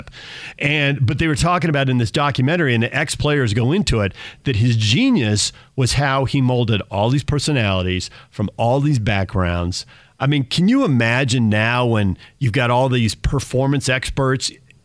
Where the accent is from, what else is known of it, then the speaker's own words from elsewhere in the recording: the West, United States; I grew up in the West